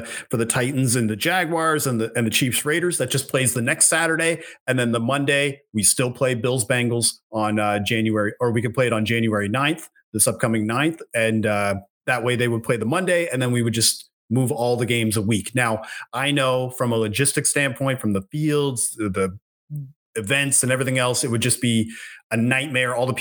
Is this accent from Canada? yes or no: yes; East Coast of Canada, Atlantic Canada, Canada; being from where I'm from there on the East Coast of Canada